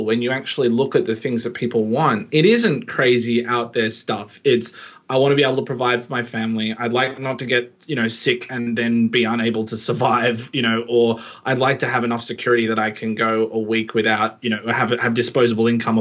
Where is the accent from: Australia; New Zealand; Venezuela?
Australia; as an Australian